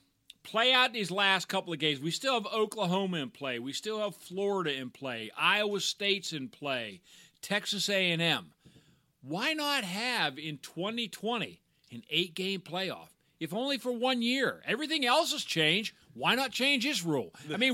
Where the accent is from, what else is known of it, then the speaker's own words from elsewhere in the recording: Ireland; I'm an Irishman.